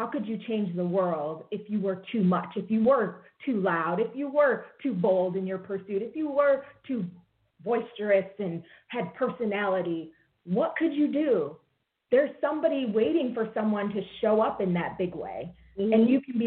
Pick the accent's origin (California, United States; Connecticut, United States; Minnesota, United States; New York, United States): New York, United States; Rochester; I was born and raised in Rochester, New York